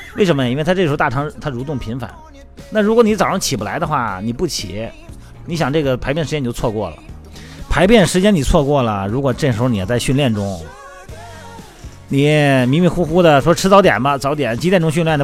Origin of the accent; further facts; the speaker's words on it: Shandong, China; 用我们山东人话是水饺